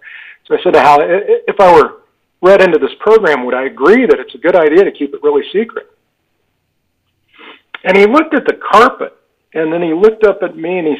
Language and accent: English; Park City, Utah, United States; Park City, Utah, my hometown